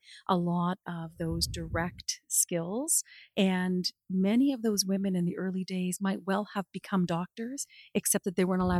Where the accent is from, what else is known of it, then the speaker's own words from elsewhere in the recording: Hamilton, Ontario, Canada; moved away as an adult; also born or lived in Toronto; now in London, Canada; I wasn't born here and my grandparents weren't born here. I grew up and was born and raised in Hamilton.